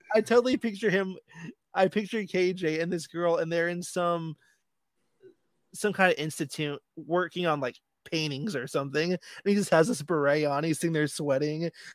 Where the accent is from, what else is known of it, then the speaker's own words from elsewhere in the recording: Land O' Lakes, Florida, United States; Land Lakes is my hometown.